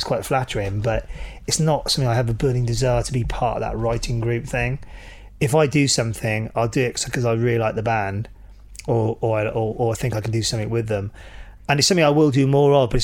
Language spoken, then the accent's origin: English; Wales, United Kingdom; when I was growing up in Wales